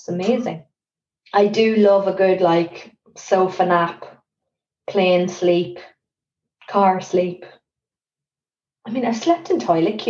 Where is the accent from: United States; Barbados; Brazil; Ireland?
Ireland; now in London, United Kingdom; I think you can, like, there are certain things you can get away with as an Irish person.